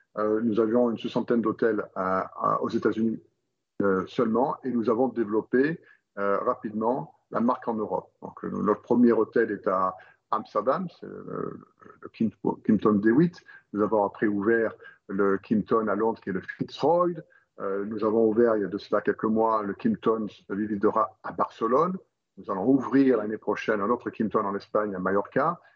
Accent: Roquebrune-Cap-Martin, Provence-Alpes-Côte d'Azur, France; je suis originaire de, la Côte d'Azur, à Recopune-Cap-Martin, pour être précis, entre Menton et Monaco

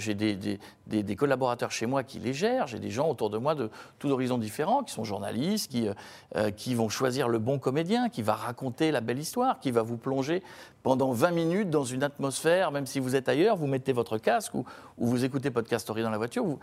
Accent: Picardy, Hauts-de-France, France; moved away; qui habitent des petites villes, j'en faisais partie quand j'étais gamin en Picardie

